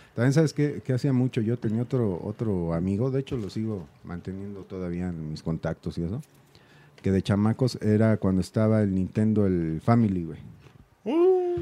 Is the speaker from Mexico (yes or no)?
yes; Mexico City, Mexico; yo también soy de la Doctores